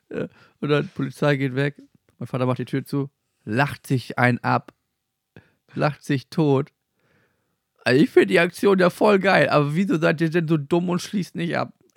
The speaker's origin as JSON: {"language": "German", "country": "Germany", "said": "aus Klein-Mickelsen"}